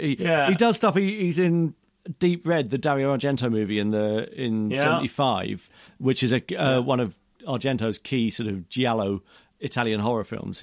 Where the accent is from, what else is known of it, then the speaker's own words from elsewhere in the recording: Aldershot, South East England, United Kingdom; No, I'm from Aldershot, which isn't a million miles away.